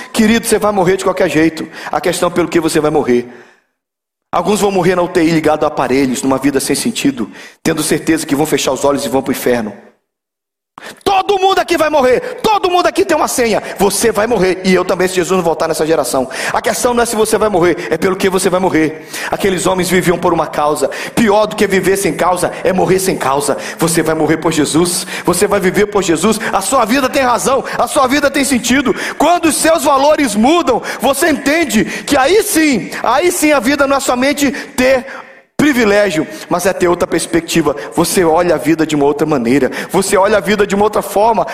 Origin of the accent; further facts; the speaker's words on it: Belém, Pará, Brazil; Eu sou de Belém